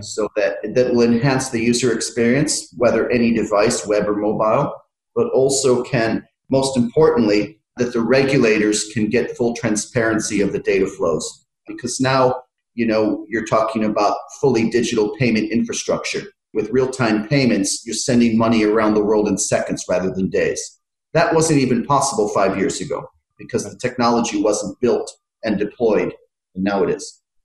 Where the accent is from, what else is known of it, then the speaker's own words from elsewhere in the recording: United States; moved away as an adult; also born or lived in Philippines / Ireland; now in London, United Kingdom; I've lived in uh, five countries, and uh, so I grew up in America